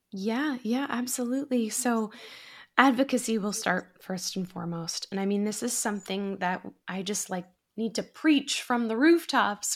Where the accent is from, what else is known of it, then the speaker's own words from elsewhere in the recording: Massachusetts, United States; now in Astoria, New York, United States; I'm originally from Massachusetts